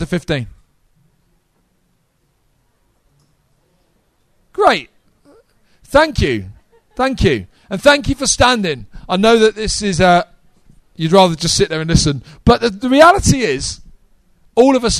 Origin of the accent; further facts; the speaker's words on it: United Kingdom; we're not American